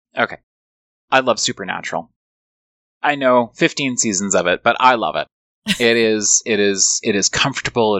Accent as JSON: {"language": "English", "country": "Canada", "tie": "born or raised there", "also_born_or_lived": "United States", "said": "Growing up in Canada"}